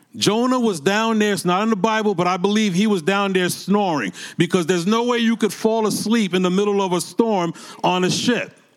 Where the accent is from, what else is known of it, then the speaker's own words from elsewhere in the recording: New York City, New York, United States; moved away as an adult; also born or lived in Massachusetts; I'm born and raised in New York City